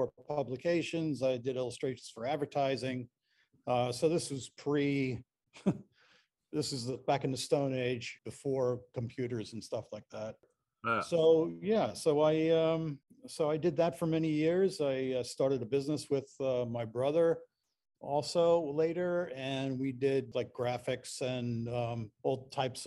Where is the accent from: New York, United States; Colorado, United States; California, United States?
New York, United States; Long Island; now in Rogers, Arkansas, United States; I am not from here, here being Arkansas. I grew up in New York, Long Island specifically